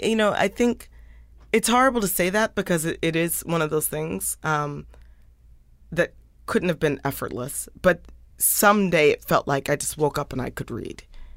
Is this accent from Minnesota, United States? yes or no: no; Indiana, United States; born there; I was born in Indiana. My mom's a geographer, so we moved around a lot.